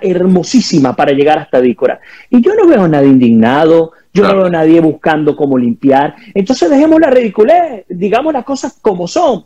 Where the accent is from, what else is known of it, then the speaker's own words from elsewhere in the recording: Guayana, Bolívar, Venezuela; moved away; viniendo de Guayana y viendo cómo se, cómo se contaminó mi río Caroní